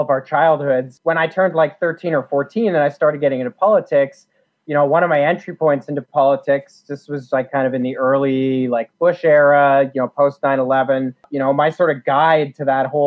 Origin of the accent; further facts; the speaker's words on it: rural Ontario, Canada; I grew up in rural Ontario, about 2.5 hours, I guess, southwest of Toronto